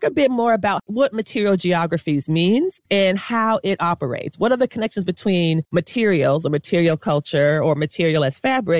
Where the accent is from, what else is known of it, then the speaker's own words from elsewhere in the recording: South Florida, United States; I grew up in South Florida